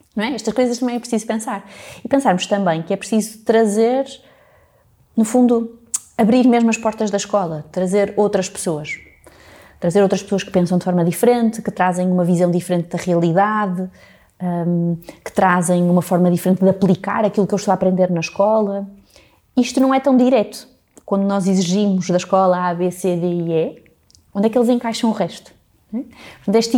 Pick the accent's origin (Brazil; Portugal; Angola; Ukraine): Portugal; Porto, Norte; moved away as an adult; also born or lived in England; eu nasci aqui no Porto